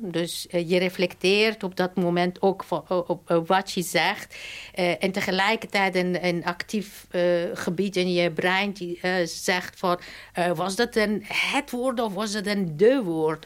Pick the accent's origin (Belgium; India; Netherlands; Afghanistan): Afghanistan; moved away; mijn geboortestad. Eh, en Maipar Ravijn